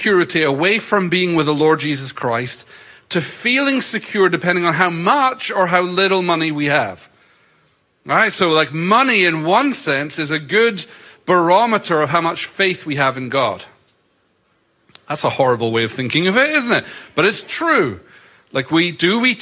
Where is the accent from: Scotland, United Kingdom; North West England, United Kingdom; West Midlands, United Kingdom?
Scotland, United Kingdom; moved away; I grew up in Scotland in a church culture that really didn't have a high value on money